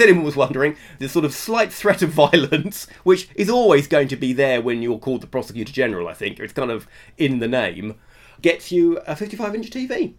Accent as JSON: {"language": "English", "country": "United Kingdom", "said": "as a Brit"}